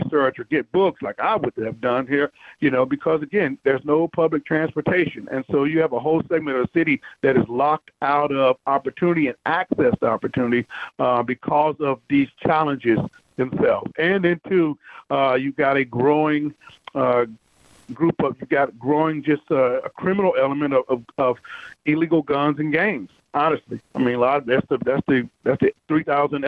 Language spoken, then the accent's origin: English; the South, United States; I'm from the South